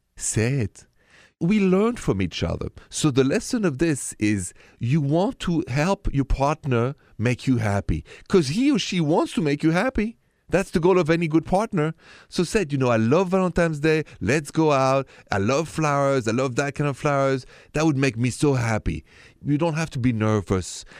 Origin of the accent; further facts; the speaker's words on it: Paris, Île-de-France, France; accent: French; My accent is French, straight from Paris